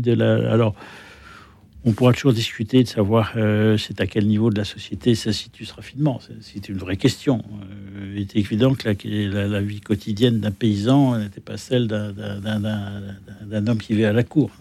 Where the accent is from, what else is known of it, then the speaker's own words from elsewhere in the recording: France; je suis français